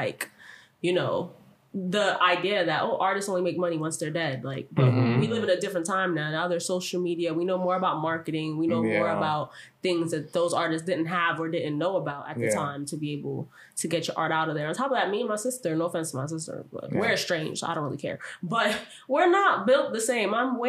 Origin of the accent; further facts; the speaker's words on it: Jamaica; I'm Jamaican too.